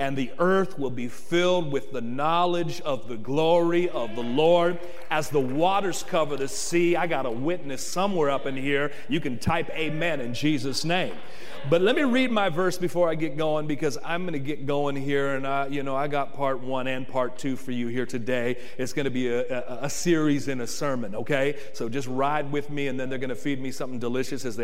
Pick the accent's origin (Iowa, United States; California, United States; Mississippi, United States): California, United States; Oakland; moved away as an adult; I'm from East Central Oaktown, Oakland, born and raised